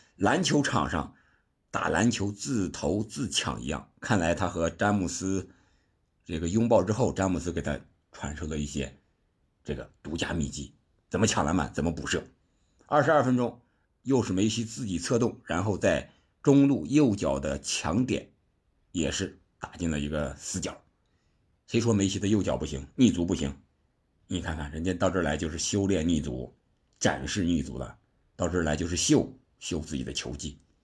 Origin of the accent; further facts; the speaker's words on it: China; 我们中国人